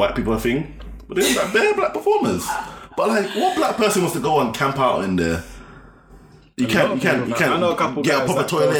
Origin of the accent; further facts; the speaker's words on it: Croydon, London, United Kingdom; Cause obviously I'm from Croydon.